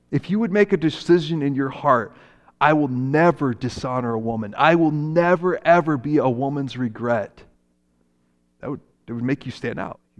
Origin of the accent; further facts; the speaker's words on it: Japan; when I grew up in Japan, my parents were missionaries there.